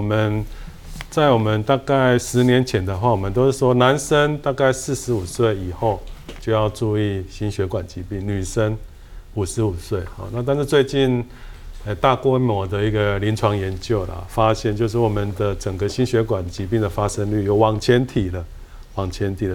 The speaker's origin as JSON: {"language": "Chinese", "country": "Taiwan", "said": "我们台湾人"}